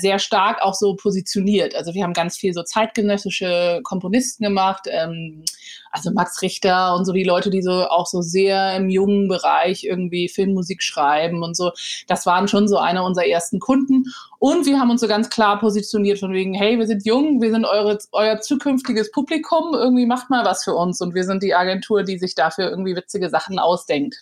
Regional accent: Hamburg, Germany; moved away as an adult; Hamburg geboren und auch Abi gemacht. Ich bin dann mhm. sehr früh mit 19 aus Hamburg raus

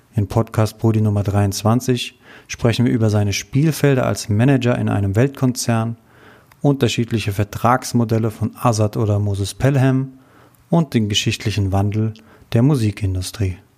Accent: Frankfurt, Hesse, Germany; ich bin so gebürtiger Frankfurter, richtiger Frankfurter

